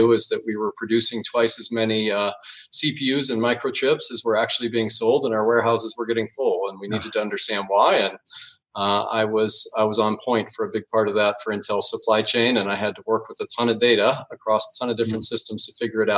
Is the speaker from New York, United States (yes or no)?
no; Phoenix, Arizona, United States; moved away as an adult; now in Budapest, Hungary; Well, that's a tough question to answer, but the core of it would be Phoenix, Arizona, and aroun